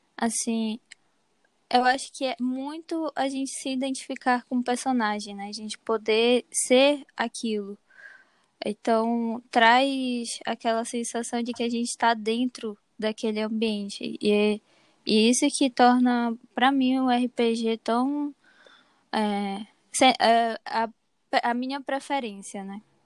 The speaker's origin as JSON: {"language": "Portuguese", "area": "Castanhal", "region": "Pará", "country": "Brazil", "said": "eu sou daqui de Caxinhal mesmo."}